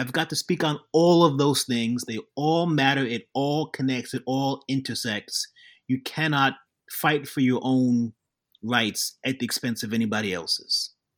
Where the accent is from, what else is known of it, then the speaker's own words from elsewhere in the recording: New York City, New York, United States; I was born in Queens, even though my company is called Jack from Brooklyn